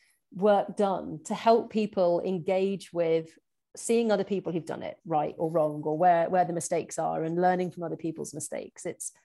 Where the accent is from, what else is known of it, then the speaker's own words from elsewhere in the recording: England, United Kingdom; we can kind of get away with it as being English new entrants in our little area.